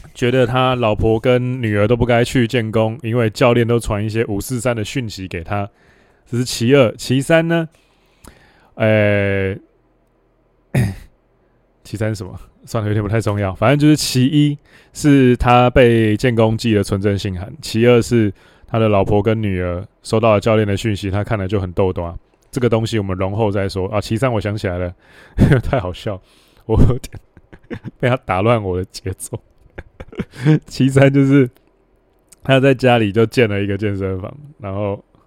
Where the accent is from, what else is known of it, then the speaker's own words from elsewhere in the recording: Hualien County, Taiwan; 我们老家花莲